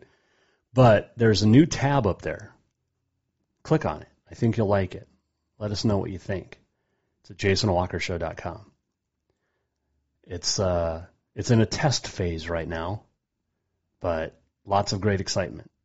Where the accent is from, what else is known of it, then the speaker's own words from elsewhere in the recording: Montana, United States; growing up in Montana